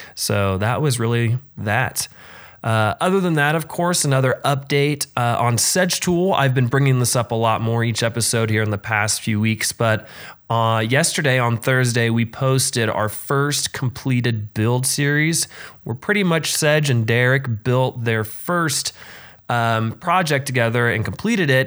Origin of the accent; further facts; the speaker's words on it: Frankfort, Indiana, United States; moved away; going back home to Frankfort, Indiana